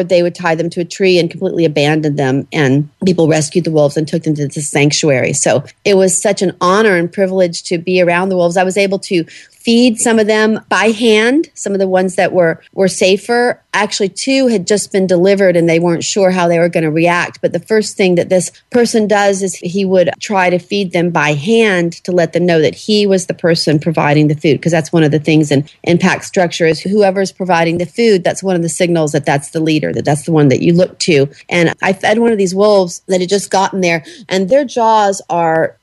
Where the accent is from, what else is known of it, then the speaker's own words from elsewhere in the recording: Jacksonville, Florida, United States; moved away; I grew up in Jacksonville, Florida, which is basically South Georgia.